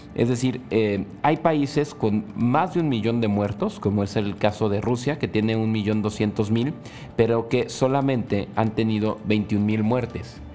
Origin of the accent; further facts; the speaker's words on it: Mexico; como mexicanos